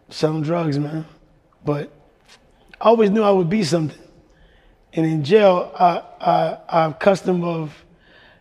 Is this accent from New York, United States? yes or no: yes; New York City, New York, United States; moved away as an adult; also born or lived in Ohio; growing up in the Bronx